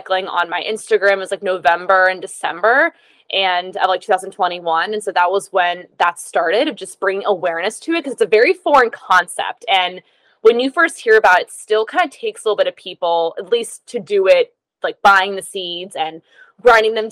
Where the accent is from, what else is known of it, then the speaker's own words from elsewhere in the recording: Pennsylvania, United States; now in Southern California, United States; I'm based in Southern California currently, but I'm actually from Pennsylvania.